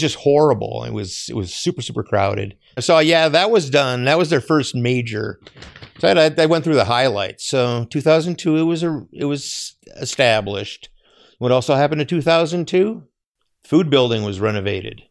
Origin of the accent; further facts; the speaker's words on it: Eden Prairie, Minnesota, United States; I grew up in Eden Prairie